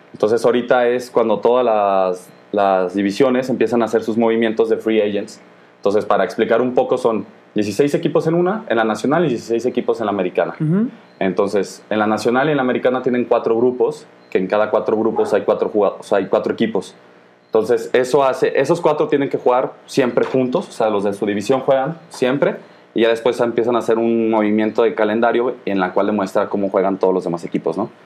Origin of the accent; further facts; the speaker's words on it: Guanajuato, Mexico; Somos nosotros de Guanajuato